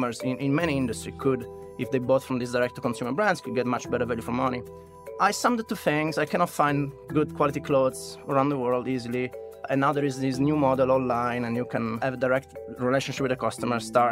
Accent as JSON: {"language": "English", "town": "Turin", "region": "Piedmont", "country": "Italy", "tie": "born or raised there", "also_born_or_lived": "London, United Kingdom / United States", "moved": "as an adult", "said": "I grew up in Italy"}